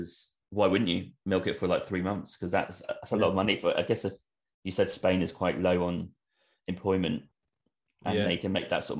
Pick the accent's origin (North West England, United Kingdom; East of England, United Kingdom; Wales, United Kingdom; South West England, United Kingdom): East of England, United Kingdom; Norfolk; growing up in Norfolk, I do know the coast pretty well around there.